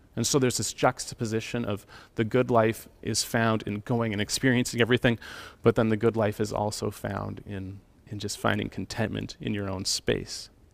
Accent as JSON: {"language": "English", "town": "Calgary", "region": "Alberta", "country": "Canada", "tie": "born or raised there", "said": "growing up in Calgary in the city"}